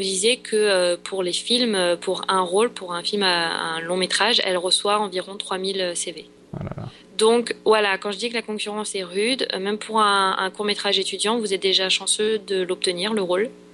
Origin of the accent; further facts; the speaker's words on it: France; moved away as an adult; now in Los Angeles, United States; je suis de, je suis de France